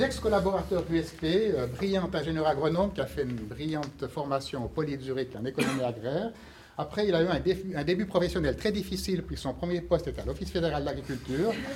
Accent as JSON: {"language": "French", "region": "Fribourg", "country": "Switzerland", "said": "je suis fribourgeois"}